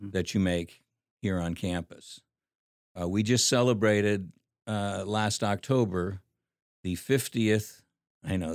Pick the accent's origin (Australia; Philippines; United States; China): Philippines; Well, growing up in the Philippines was a lot of fun. I mean, you got to ride on water buffaloes. You got to take bamboo rafts down rivers.